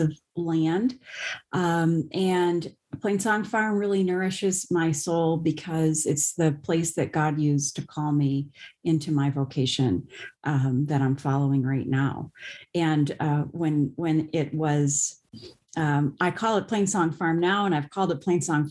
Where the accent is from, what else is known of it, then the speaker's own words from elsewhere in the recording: Las Vegas, Nevada, United States; moved away as an adult; now in Grand Rapids, United States; am originally from Las Vegas, Nevada